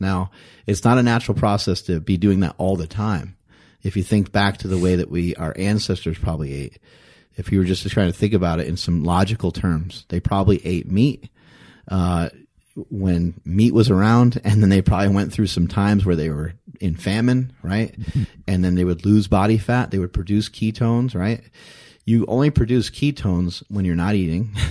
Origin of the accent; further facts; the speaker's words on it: East Coast, United States; moved away; I'm from the East Coast